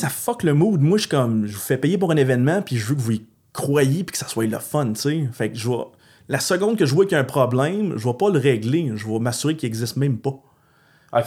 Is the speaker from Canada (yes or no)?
yes; Gatineau, Quebec, Canada; je viens de l'Outaouais